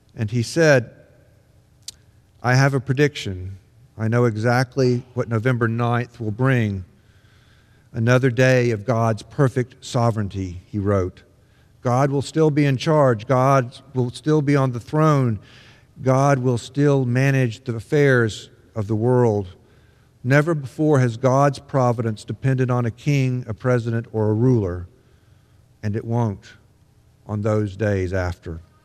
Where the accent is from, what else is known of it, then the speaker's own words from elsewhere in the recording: Mississippi, United States; When I was growing up in Mississippi in the nineteen sixties